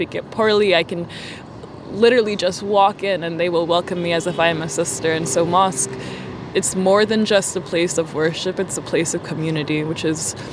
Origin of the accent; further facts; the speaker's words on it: United States; first language English; I have lived here my entire life. I was born here. I was raised here. English is my first language